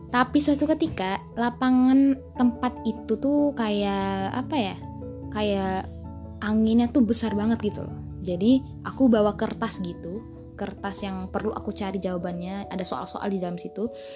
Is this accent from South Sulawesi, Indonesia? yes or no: no; Bima, West Nusa Tenggara, Indonesia; aku S D di tempat ngajarnya, eh, mama aku. di desa aku sendiri, yaitu Desa Samili